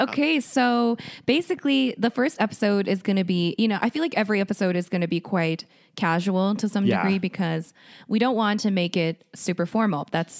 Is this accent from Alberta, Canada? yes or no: yes; Calgary, Alberta, Canada; also born or lived in South Korea; So basically, I was born in South Korea, mm-hmm. and I moved to Calgary when I was 8. And I pretty much lived mostly in Calgary for most of my life